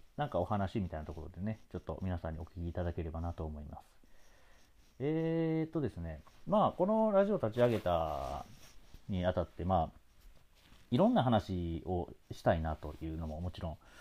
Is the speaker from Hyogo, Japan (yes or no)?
no; Osaka, Japan; 僕大阪出身なもんで